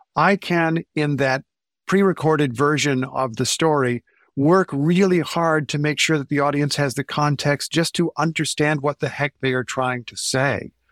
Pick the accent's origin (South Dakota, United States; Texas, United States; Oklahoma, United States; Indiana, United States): Indiana, United States; I grew up in Indiana